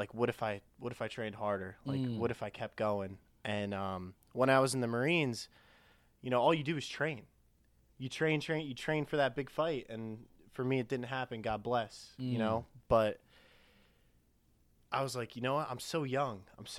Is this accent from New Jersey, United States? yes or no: yes; Edison, New Jersey, United States; I was born and raised in Edison, New Jersey